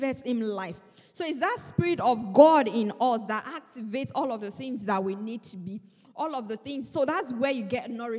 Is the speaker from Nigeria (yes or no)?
yes; Nigeria; moved away; I am a Nigerian